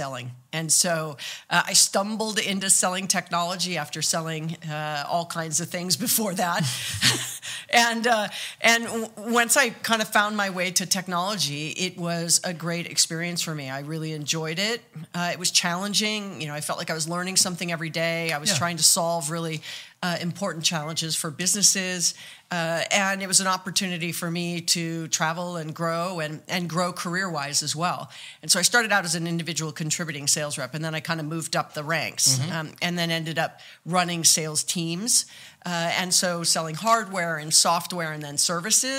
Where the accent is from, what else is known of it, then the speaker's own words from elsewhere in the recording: Hawaii, United States; I was born and raised in Hawaii